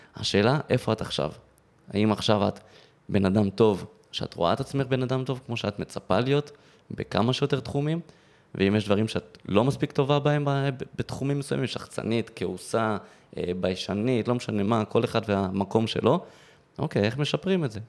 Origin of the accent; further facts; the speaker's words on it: Modi'in-Maccabim-Re'ut, Central District, Israel; ממודיעין, ששם גרתי וגדלתי ברעות